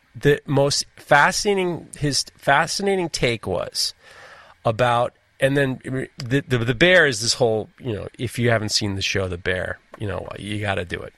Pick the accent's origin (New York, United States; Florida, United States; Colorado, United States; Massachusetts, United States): New York, United States; New York City; I growing up in New York City